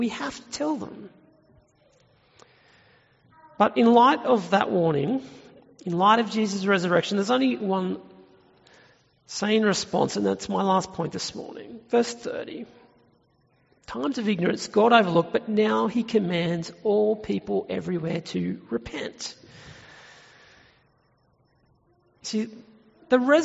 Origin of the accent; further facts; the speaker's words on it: Tumut, New South Wales, Australia; my hometown of Tumut in New South Wales, which is in the Snowy Mountains